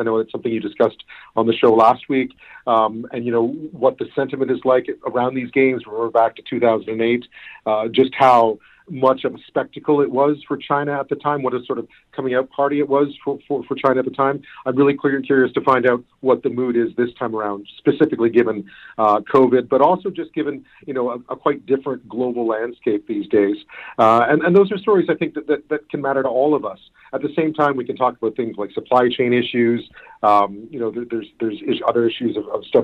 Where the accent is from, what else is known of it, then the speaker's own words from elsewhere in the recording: Montreal, Quebec, Canada; moved away; also born or lived in Greater Toronto Area / Hamilton / Edmonton / Ottawa; I grew up in Montreal